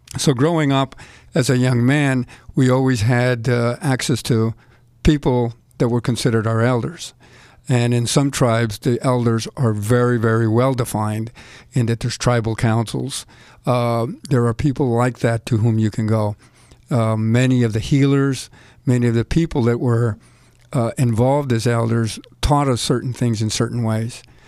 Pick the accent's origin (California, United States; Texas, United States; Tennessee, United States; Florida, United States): Texas, United States; El Paso; now in New Jersey, United States; Growing up in El Paso